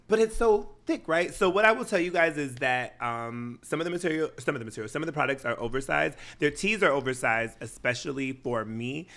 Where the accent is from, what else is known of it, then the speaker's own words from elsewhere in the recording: Washington, United States; I'm from Washington State and we're notorious for wearing sweatshirts and shorts